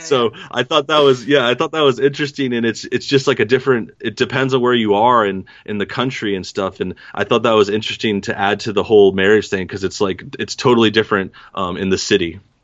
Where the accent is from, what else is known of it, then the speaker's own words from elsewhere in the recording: East St. Louis, Illinois, United States; moved away; also born or lived in Los Angeles; I'm from, uh, East Saint Louis, Southern Illinois area